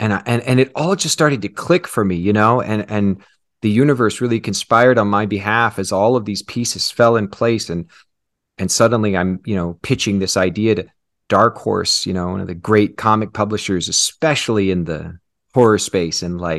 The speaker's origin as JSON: {"language": "English", "town": "Kansas City", "country": "United States", "tie": "born or raised there", "said": "So I grew up in Kansas City. Mm-hmm. In a very conservative"}